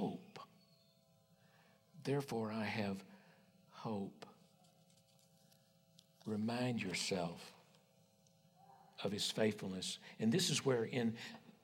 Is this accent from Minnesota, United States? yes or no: no; West Texas, United States; I was raised on the King James, you know, conservative West Texas Baptist